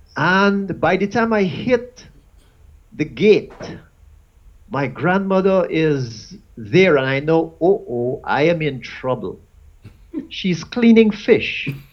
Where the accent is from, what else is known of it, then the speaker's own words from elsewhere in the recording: Guyana; I was born in Guyana. And in Guyana, we had Muslims, we had Hindus